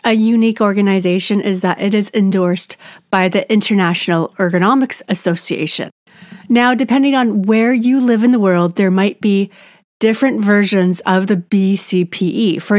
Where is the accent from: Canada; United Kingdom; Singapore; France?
Canada; I'm Canadian